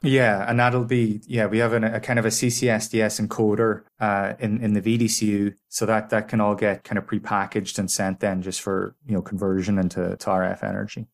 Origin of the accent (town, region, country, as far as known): Ireland